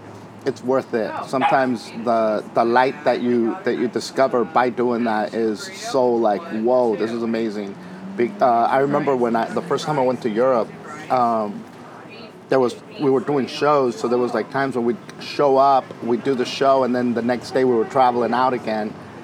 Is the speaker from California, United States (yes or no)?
yes; Wilmington, California, United States; Wilmington, California.